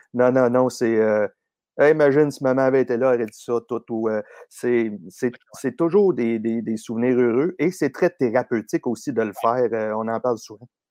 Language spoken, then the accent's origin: French; Boucherville, Quebec, Canada; je suis né à Boucherville, grandi dans le vieux village près du fleuve